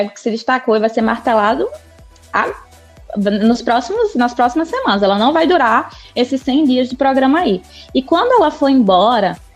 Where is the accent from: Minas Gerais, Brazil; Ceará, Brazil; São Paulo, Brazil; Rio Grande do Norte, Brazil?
Rio Grande do Norte, Brazil; Natal; Sou lá de Natal, né?